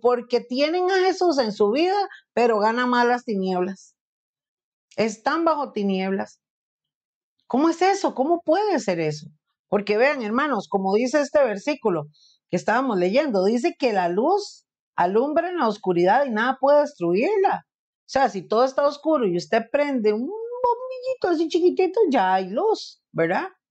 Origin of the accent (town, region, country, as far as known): Costa Rica